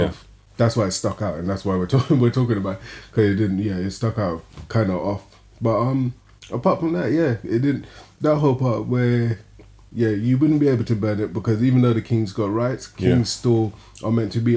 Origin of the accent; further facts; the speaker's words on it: United Kingdom; we're from Britain as well.